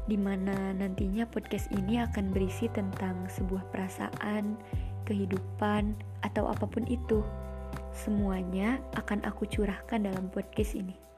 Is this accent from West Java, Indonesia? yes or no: yes; Bandung, West Java, Indonesia; Aku berasal dari Bandung, dari kota sejuta cerita katanya.